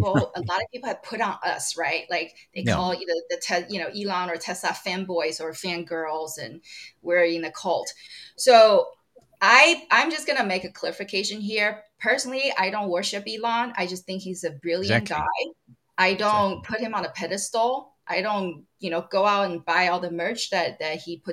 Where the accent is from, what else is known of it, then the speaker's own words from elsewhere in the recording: Taiwan; now in United States; I'm from Taiwan originally. I still have citizenship there